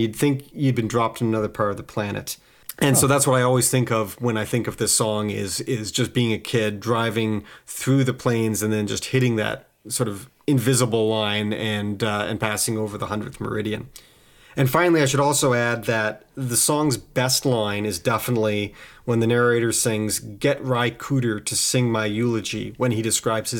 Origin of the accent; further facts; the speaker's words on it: Winnipeg, Manitoba, Canada; I grew up in Winnipeg, Manitoba